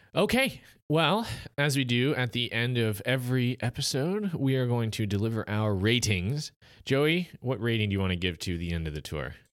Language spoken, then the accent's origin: English; United States